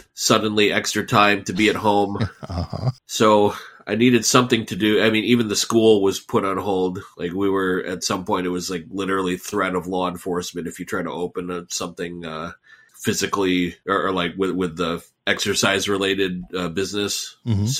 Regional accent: United States; I grew up here in the U.S. in the 80s and 90s, trying to find my place as an American

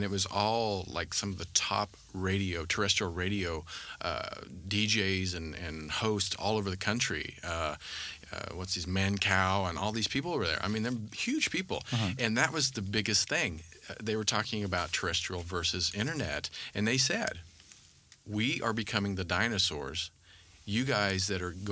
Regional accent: Kansas, United States; I grew up in Kansas

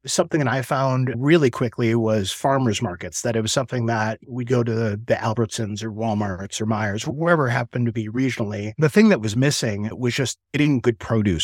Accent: Chicago, Illinois, United States; moved away as an adult; also born or lived in Asheville, North Carolina; I'm from Chicago originally

